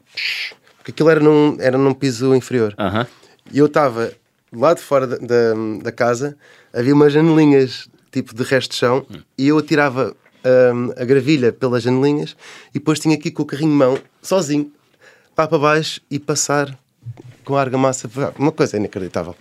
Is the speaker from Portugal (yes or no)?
yes; Portugal; sou de Portugal